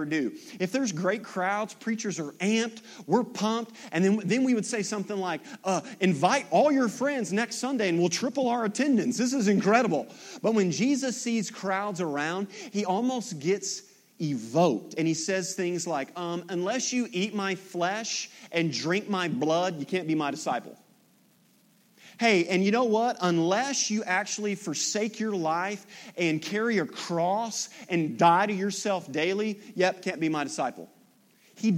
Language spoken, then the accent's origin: English; Kennett, Missouri, United States; I grew up in Kennett